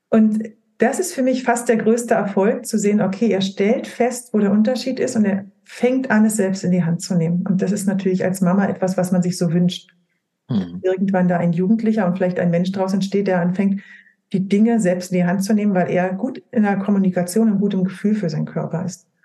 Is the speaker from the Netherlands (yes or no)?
no; Brandenburg, Germany; born there; Also ich komme gebürtig, komme ich aus dem Spreewald. Wir essen alle Leinöl in unserer Familie.